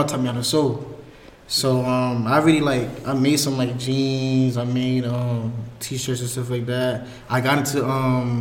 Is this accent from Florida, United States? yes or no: yes; Miami, Florida, United States; moved away as an adult; now in Greensboro, United States; From Miami, Florida. Originally, and then born and raised